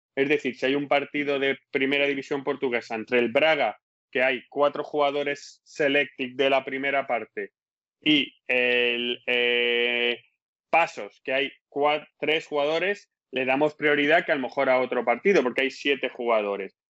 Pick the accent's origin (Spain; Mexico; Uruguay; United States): Spain; moved away as an adult; also born or lived in Leeds, England; now in England; soy español